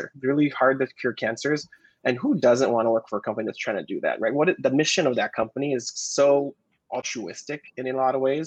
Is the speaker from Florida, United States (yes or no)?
no; Hawaii, United States; moved away as an adult; growing up in Hawaii